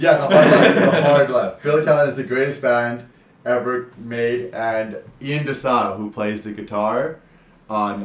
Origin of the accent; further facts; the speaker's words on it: Surrey, British Columbia, Canada; I grew up in Surrey City